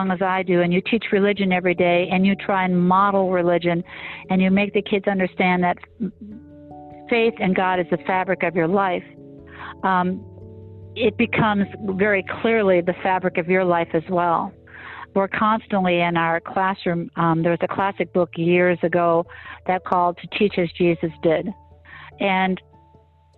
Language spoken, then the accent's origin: English; Manitowoc, Wisconsin, United States; I was raised by the nuns. I was taught by the Franciscan Sisters of Charity in Wisconsin, in Manitowoc, Wisconsin